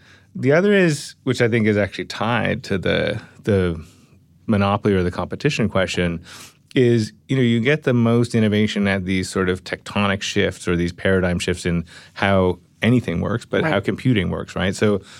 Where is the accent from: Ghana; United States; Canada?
Canada; Yeah, I mean, I'm Canadian, right?